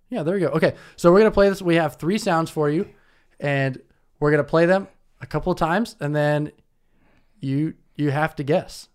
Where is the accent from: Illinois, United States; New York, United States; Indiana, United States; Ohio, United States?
Indiana, United States; Indianapolis; now in Detroit, United States; I'm from Indianapolis, live in Detroit